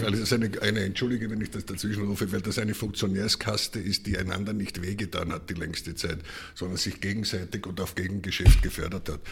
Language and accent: German; Styria, Austria; now in Vienna, Austria; jetzt bin ich Steirer und seit 50 Jahren in Wien, aber, aber habe noch Verbindungen und noch eine reststeirische Seele in mir